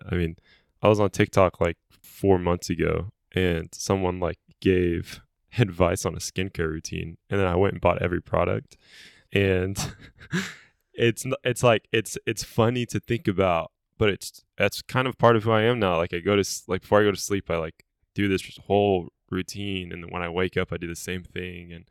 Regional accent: Egypt; also born or lived in Lebanon; I'm fully Egyptian. I was born in Lebanon.

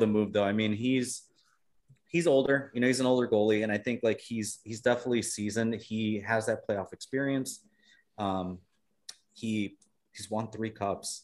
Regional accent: Chicago, Illinois, United States; I'm from Chicago

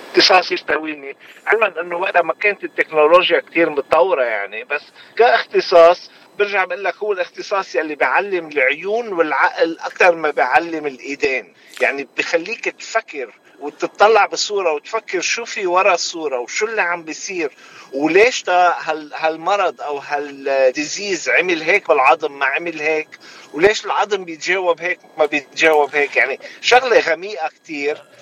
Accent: Ain el Remmaneh, Mount Lebanon, Lebanon; moved away as an adult; also born or lived in Maasser el Chouf, Lebanon; now in San Antonio, United States; خلقت وربيت بعين الرمانه

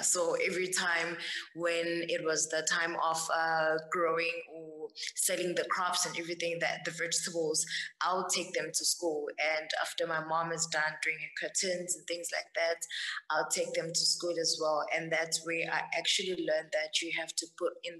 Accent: Empangeni, KwaZulu-Natal, South Africa; I grew up in the rurals of Mpangeni, Kusakamthethwa, and I was raised by my grandmother and my mom

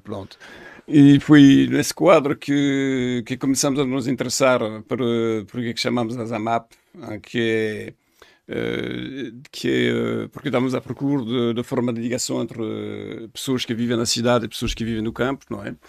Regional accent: France; Portuguese is a second language; moved away as an adult; also born or lived in Paris; now in Portugal; sou francês

